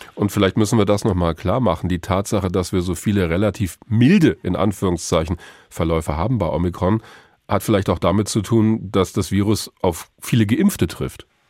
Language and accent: German; Hesse, Germany; bei uns in Hessen